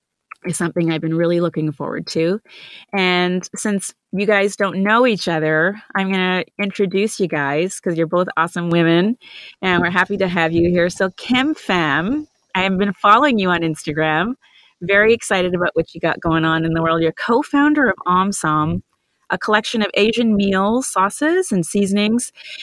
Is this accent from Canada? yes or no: yes; Canada; also born or lived in India; now in United States; As an Indian-born, Canadian-raised American woman who spent years fighting for a seat at the table